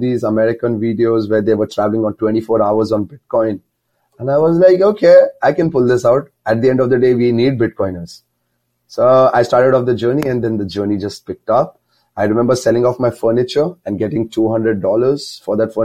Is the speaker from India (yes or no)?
yes; near Mumbai, Maharashtra, India; moved away as an adult; There's a small town near Mumbai. Mumbai is a very big city, but I'm near Mumbai